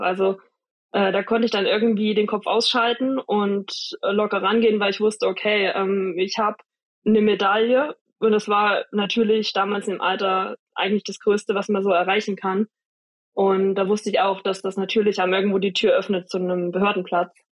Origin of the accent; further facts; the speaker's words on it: Jena, Thuringia, Germany; ich wurde geboren in Jena. Ah, aber nee. ich wo, also meine Eltern wohnen tatsächlich nur 20 Minuten weg von Oberhof. Also okay. habe ich schon immer in der Nähe gewohnt